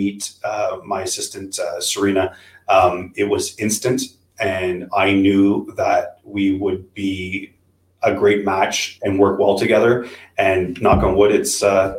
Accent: Ottawa, Ontario, Canada; born and raised in Ottawa

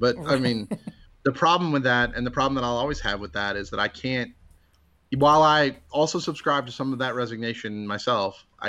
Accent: United States; As an American

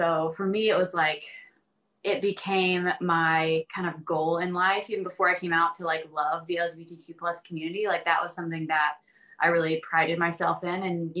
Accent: the South, United States; Well, I think growing up in the South, like I was kind of bombarded by this idea that being gay or queer

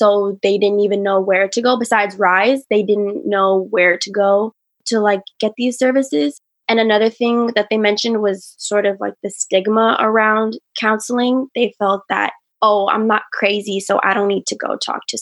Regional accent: Richmond, California, United States; I grew up and raised there

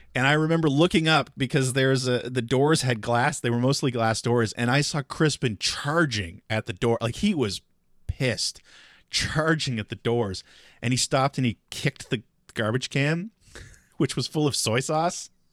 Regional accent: Halifax, Nova Scotia, Canada; moved away as an adult; also born or lived in Chicago / San Francisco; growing up in Halifax

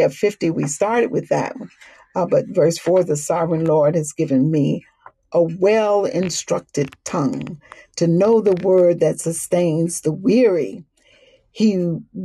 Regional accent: the South, Southern United States, United States; accent: Southern; I'm a Southerner, so kind of lay on these vowels

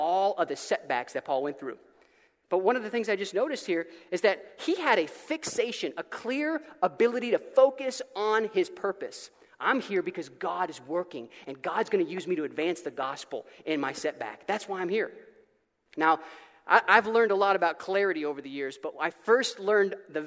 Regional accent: Florida, United States; I'm from Florida

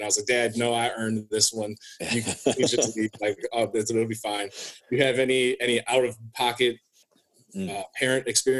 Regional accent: Osceola, United States; moved away; Usually I go back to Osceola, back in my hometown

